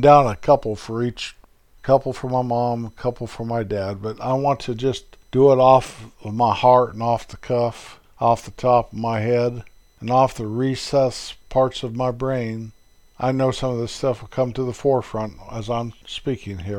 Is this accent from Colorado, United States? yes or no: yes; Colorado Rocky Mountains, United States; moved away; where I was born and raised up in the Colorado Rocky Mountains.